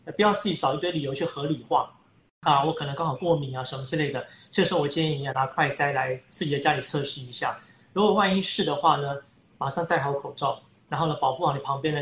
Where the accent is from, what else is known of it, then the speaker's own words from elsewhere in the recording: Taiwan; 我们台湾人